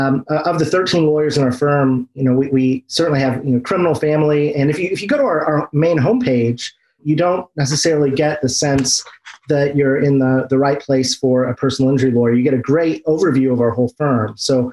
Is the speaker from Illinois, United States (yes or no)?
yes; Central Illinois, United States; moved away as an adult; also born or lived in Washington, District of Columbia, United States; Well, I'm from Central Illinois.